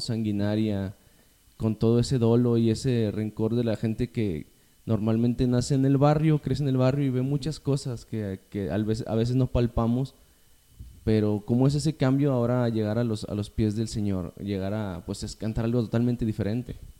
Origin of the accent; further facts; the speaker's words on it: General Escobedo, Nuevo León, Mexico; yo crecí, pues, en Escobedo